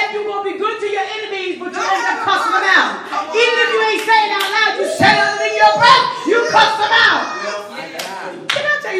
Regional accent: New York, United States; I'm a New Yorker

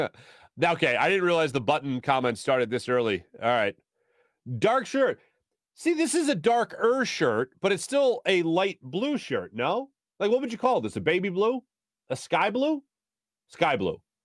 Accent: Philadelphia, Pennsylvania, United States; I'm from Philly.

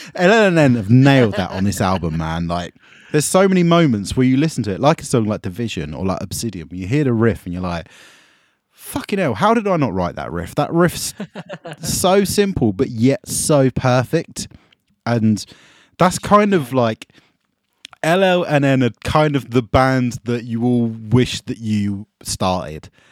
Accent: Essex, East of England, United Kingdom; I'm from Essex

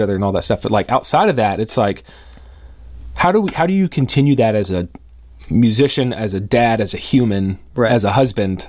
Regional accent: Atlanta, Georgia, United States; also born or lived in Birmingham; now in Portland, United States; When I was growing up in Atlanta

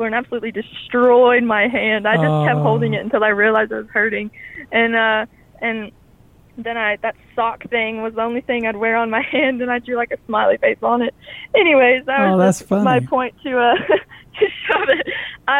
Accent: Stanton, Kentucky, United States; also born or lived in Marion, Kentucky; we moved to Stanton, Kentucky. And that's where I remember most of my childhood was there.

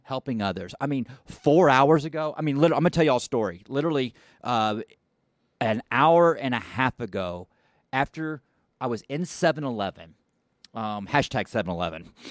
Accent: Dallas, Texas, United States; I'm looking down over Dallas, and I've lived here my whole life

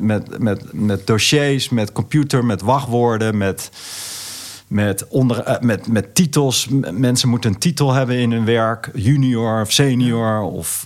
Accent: Netherlands; ik voel me echt een Nederlander met, met alle familie en vrienden om me heen

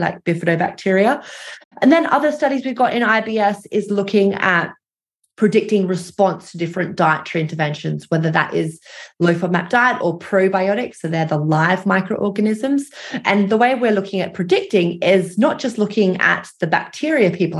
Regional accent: Australia; moved away as an adult; now in London, United Kingdom; I am Australian, although I live in London. So I moved over after my PhD to continue my research.

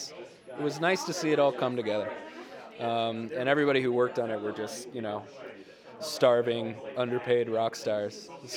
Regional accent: Texas, United States; moved away; I'm from Texas originally

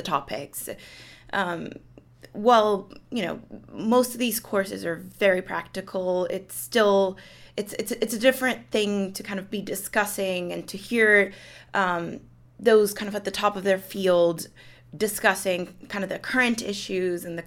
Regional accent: Colombia; moved away; I'm originally from Colombia

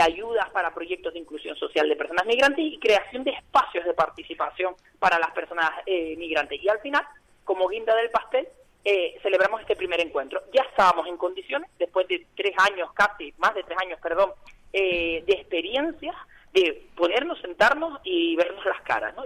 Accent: Tenerife, Canary Islands, Spain; ese carácter migrante que tiene, que tenemos como tinerfeños y tinerfeñas.

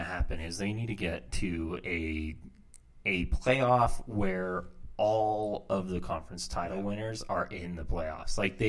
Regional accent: Virginia, United States; moved away; I'm originally from Virginia.

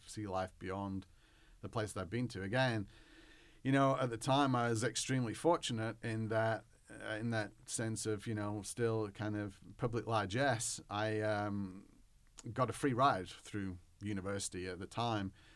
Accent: England, United Kingdom; now in United States; I was raised in the Church of England

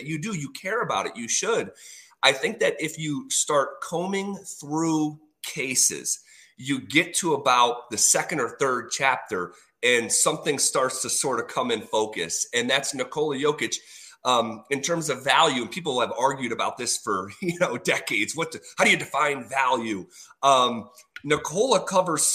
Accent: East Coast, United States; moved away as an adult; now in Denver, United States; I grew up on the East Coast. I moved here 5 years ago

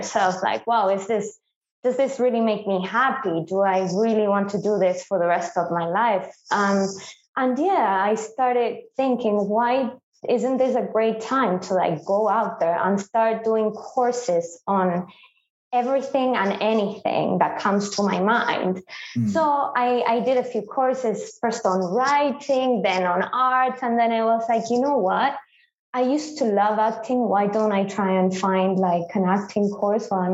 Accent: Buenos Aires, Argentina; moved away as an adult; now in England, United Kingdom; I am from Argentina. I was born in Buenos Aires.

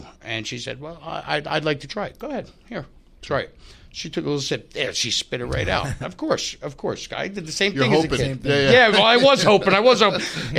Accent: Tucson, Arizona, United States; born there; Yeah, I'm adopted. Yeah, I was born in Tucson, Arizona.

